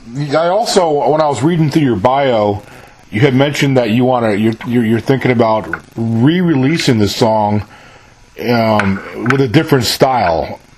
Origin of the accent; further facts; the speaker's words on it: New York, United States; moved away; I'm originally from New York, so I have a little bit of. So I grew up in Mayapack, New York, which is about 40 miles north of the Bronx. Just north of New York City.